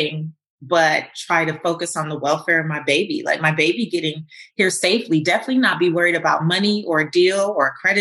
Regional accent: Los Angeles, California, United States; I'm from Lemur Park, South Central Los Angeles, where I didn't grow up with seeing people with fancy cars or big houses

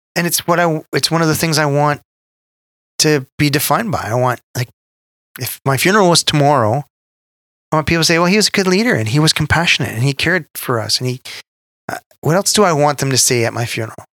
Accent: Canada

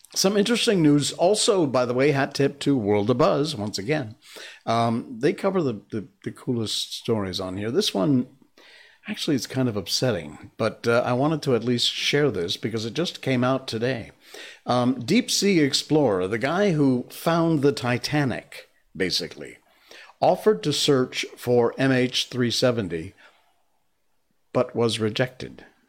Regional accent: Cornwall, Connecticut, United States; I grew up with a guy named Tom Brown in Cornwall, Connecticut, my hometown

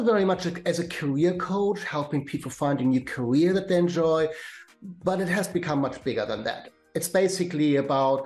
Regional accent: Germany; accent: German; English is a second language; moved away as an adult; now in London, United Kingdom; I'm German born, as you may get from my German accent, but I have been living in London for 25 years.

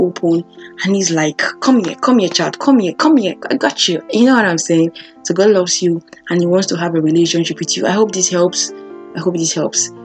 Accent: Nigeria; I grew up in Africa, Nigeria

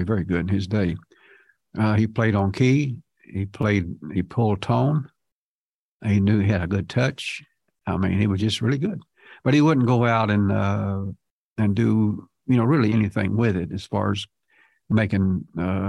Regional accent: Lebanon, Ohio, United States; I was born in Lebanon, Ohio

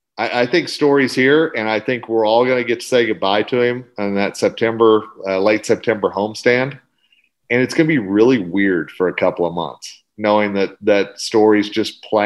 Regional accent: Oklahoma, United States; now in Colorado, United States; everybody knows that's my home state. You know, originally I am a Colorado transplant

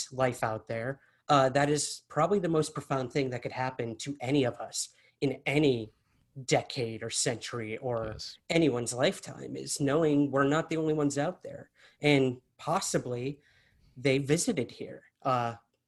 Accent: Syracuse, New York, United States; moved away; I'm originally from Syracuse, New York.

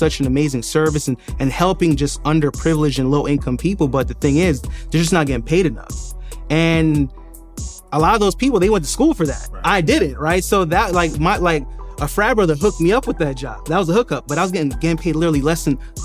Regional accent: New York City, New York, United States; also born or lived in Jamaica; I was born in Jamaica, but I was raised in Brooklyn, New York

